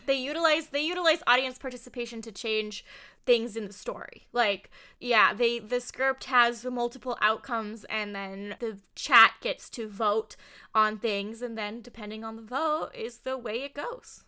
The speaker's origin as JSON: {"language": "English", "region": "Southern California", "country": "United States", "tie": "born or raised there", "said": "I'm born and raised in Southern California, so I am a California girl"}